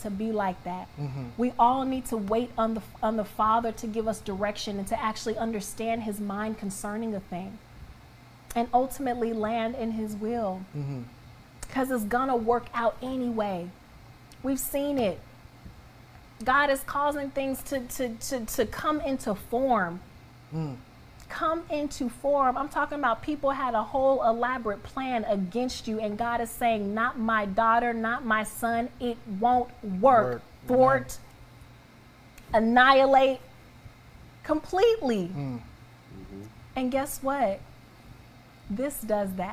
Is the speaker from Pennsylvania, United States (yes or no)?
no; Atlanta, Georgia, United States; I grew up in the outskirts of Atlanta.